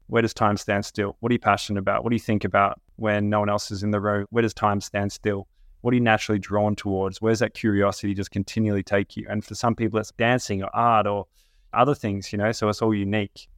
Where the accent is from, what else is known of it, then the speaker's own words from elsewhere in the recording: Australia; growing up in Australia